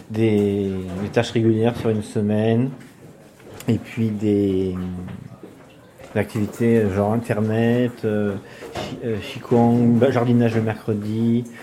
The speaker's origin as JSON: {"language": "French", "country": "Switzerland", "tie": "born there", "moved": "yes", "said": "parce que je suis né en Suisse, depuis avril 65, j'ai déménagé environ tous les deux ans et demi."}